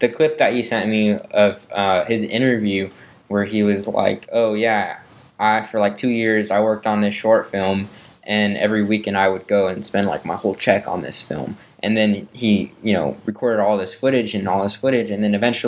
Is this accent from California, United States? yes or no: yes; Vallejo, California, United States; here in my hometown of Vallejo, California